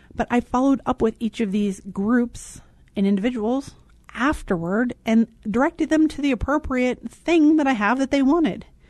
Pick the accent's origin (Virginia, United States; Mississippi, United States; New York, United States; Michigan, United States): Virginia, United States; Richmond; moved away; I miss the South. I'm from Richmond, Virginia